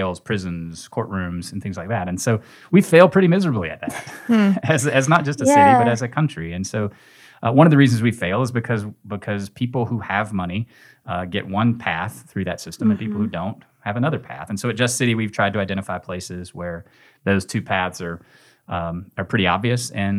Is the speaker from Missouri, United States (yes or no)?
no; Nashville, Tennessee, United States; now in Memphis, United States; I came here from Nashville, from Middle Tennessee, to go to Rhodes College and went to law school here.